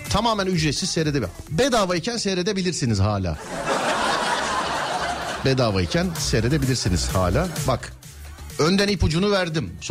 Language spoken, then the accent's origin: Turkish; Istanbul, Turkey; İstanbul abi.